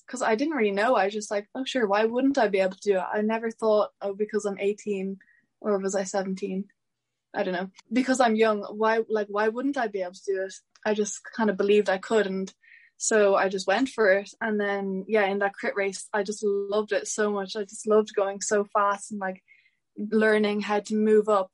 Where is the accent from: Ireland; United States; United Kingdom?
Ireland; Mount Leinster; I'm from Mount Leinster